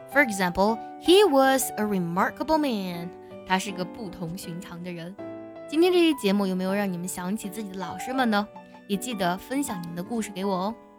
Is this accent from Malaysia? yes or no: no; China; 我非常感激我生在这个国度